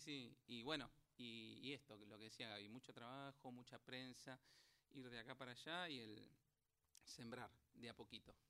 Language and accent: Spanish; Buenos Aires, Argentina; somos bastante porteños.